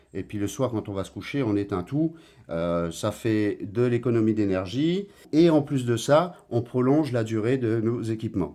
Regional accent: Guadeloupe; now in Martinique; je suis guadeloupéen de naissance

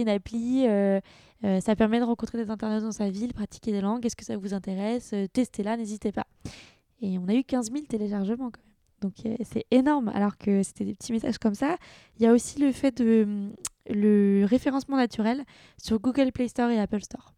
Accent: France; moved away as an adult; also born or lived in London / Vietnam; j'avais déjà travaillé à Londres, euh, j'étais déjà française

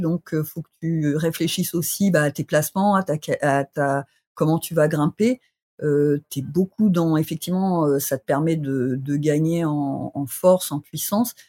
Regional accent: Bourgogne-Franche-Comté, France; now in Grenoble, France; je, suis originaire du ah, Sossois

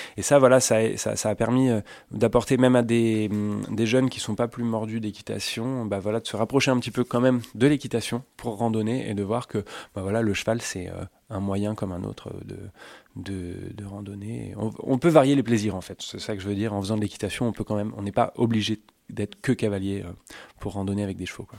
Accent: Suisse Normande, Normandy, France; j'ai grandi en Suisse normande

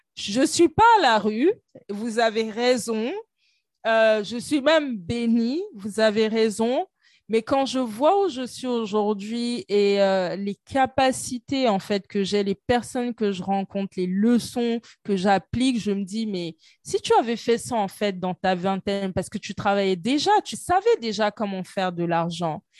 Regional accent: Côte d’Ivoire; chez moi en Côte d'Ivoire

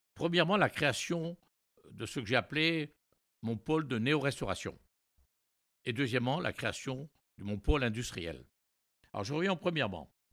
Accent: Brest, Brittany, France; also born or lived in New York, United States / Montreal, Canada; je suis retourné à Brest, hein, mon village natal

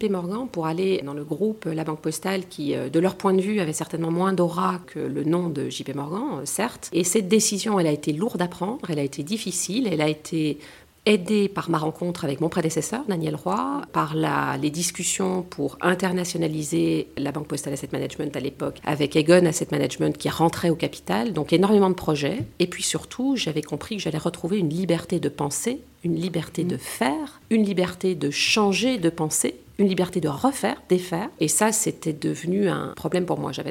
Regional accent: France; Après tout je suis française et d'ailleurs très fière de l'être

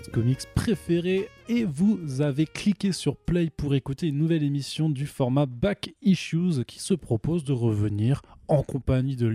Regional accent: Italy; Non, je t'ai déjà dit, je suis italien, j'ai le droit.

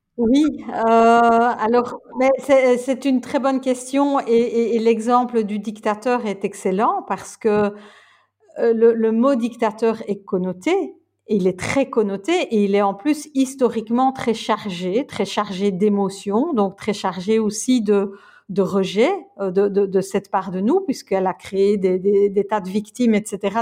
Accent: Belgium; je suis belge

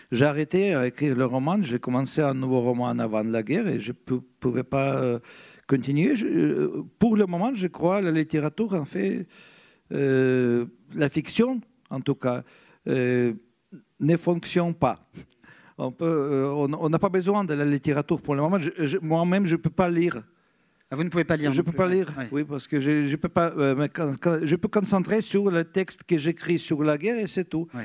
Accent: Ukraine; Je suis ukrainien. Je suis écrivain ukrainien d'origine russe qui écrit en russe.

